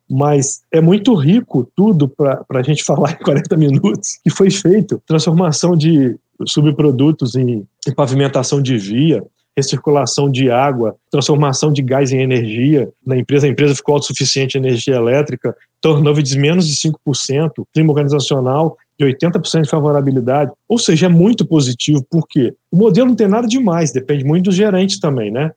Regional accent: interior of Espírito Santo, Brazil; moved away; eu sou de uma cidade do interior do Espírito Santo

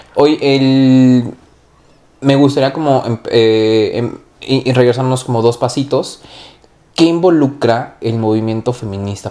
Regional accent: Mexico; nosotros como mexicanos

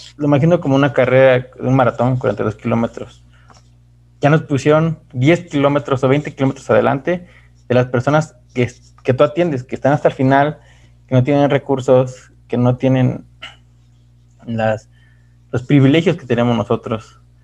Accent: Mexico; de nuestros hermanos mexicanos

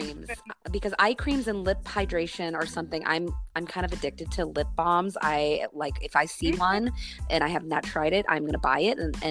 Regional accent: Midwest, United States; I grew up in the Midwest

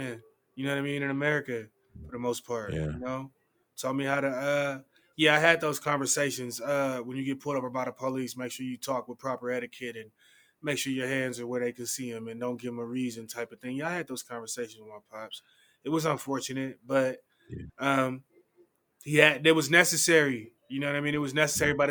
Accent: Oakland, California, United States; I was raised by my pops in Oakland

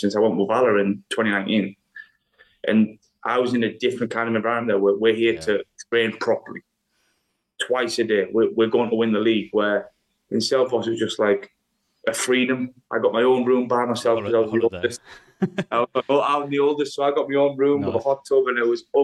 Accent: England, United Kingdom; moved away as an adult; now in Iceland; I'm from England.

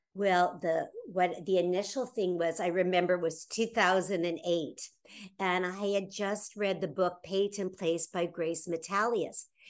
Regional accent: Toronto, Ontario, Canada; my frozen wonderland of my hometown of Toronto, Ontario, Canada

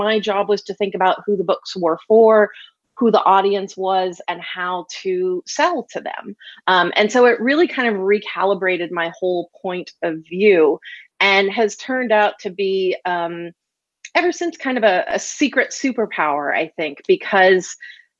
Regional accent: Texas, United States; moved away as an adult; also born or lived in Milwaukee, Wisconsin; I grew up in Texas.

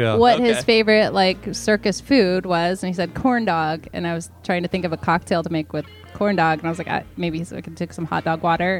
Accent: Florida, United States; I'm from Florida.

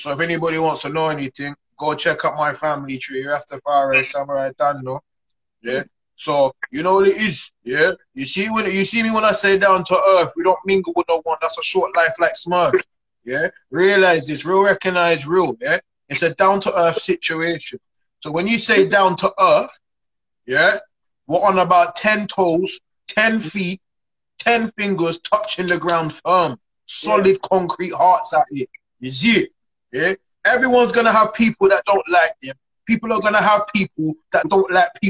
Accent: London, United Kingdom; I'm from East, yeah, UK

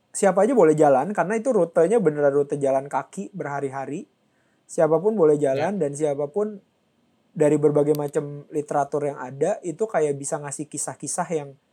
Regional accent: Jakarta, Indonesia; kita sih sebagai orang Jakarta

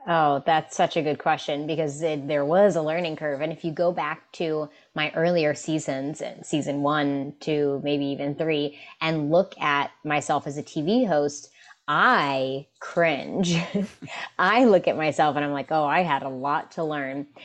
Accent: West Virginia, United States; West Virginia, which is my home state, um, in the United States

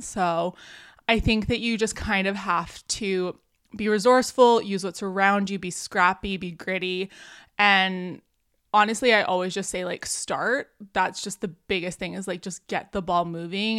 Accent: Canada; also born or lived in Vancouver, British Columbia; I'm Canadian. I'm out on the West Coast here in Vancouver, British Columbia

